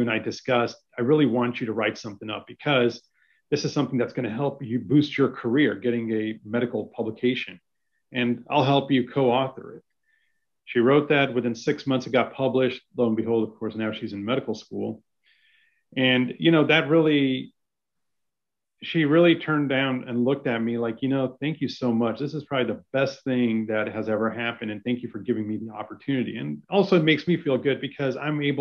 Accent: Utah, United States; also born or lived in Virginia; now in Dallas, United States; raised in Utah

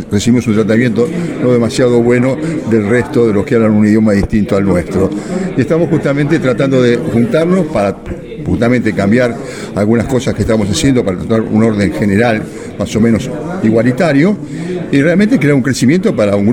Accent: Argentina; Y nosotros como Argentina, evidentemente, sabemos que estamos en el podio

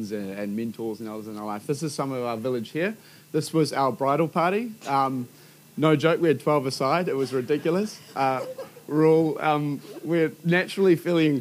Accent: Hibiscus Coast, Auckland, New Zealand; I grew up on the Hibiscus Coast

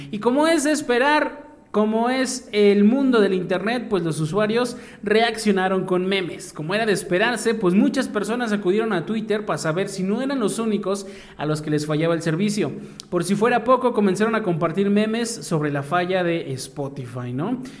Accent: Mexico; como buenos mexicanos

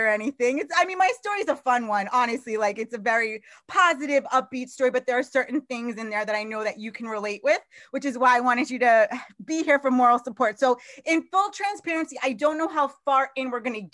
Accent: Long Island, New York, United States; I was actually born in Long Island, New York.

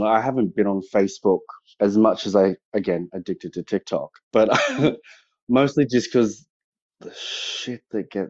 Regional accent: Kurri Kurri, New South Wales, Australia; also born or lived in Newcastle, New South Wales; So I grew up outside of Newcastle in, I guess, what you call the Hunter Valley in a little town called Currycurry

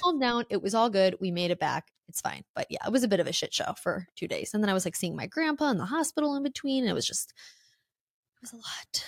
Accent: Illinois, United States; moved away as an adult; I'm from Illinois, um, I, I got out right after high school, like, my hometown isn't something I love

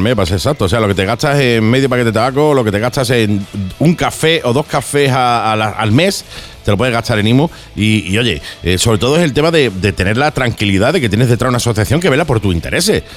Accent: Málaga, Andalusia, Spain; como diríamos en Málaga

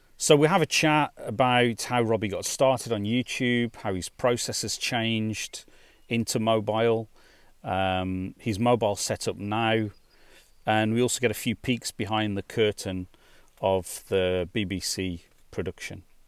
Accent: West Midlands, United Kingdom; I grew up in the West Midlands in, in the UK

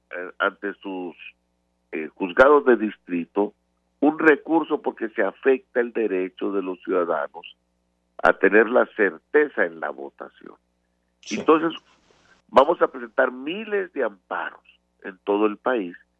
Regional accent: Mexico; Somos mexicanos

